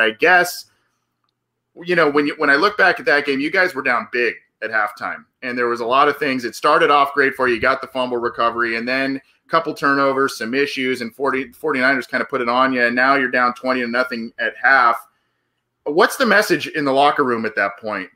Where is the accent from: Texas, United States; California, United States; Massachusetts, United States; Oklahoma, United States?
California, United States; Southern; I'm from Southern California